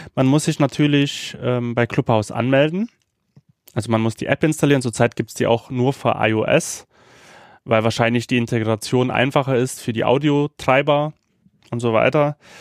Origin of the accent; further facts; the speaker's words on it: Sofia, Sofia City, Bulgaria; moved away; in Sofia lebt, in der Hauptstadt von mhm. Bulgarien. Und da, und da das ja auch mein Geburtsort ist